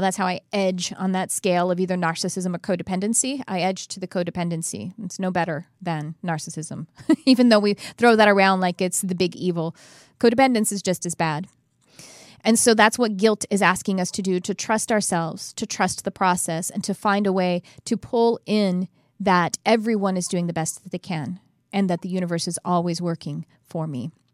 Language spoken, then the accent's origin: English; Texas, United States; growing up in Texas as white trash